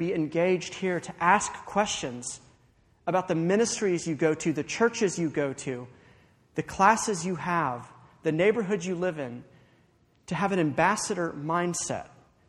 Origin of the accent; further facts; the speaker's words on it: Watkinsville, Georgia, United States; I grew up in Watkinsville. Of course, I came to UGA.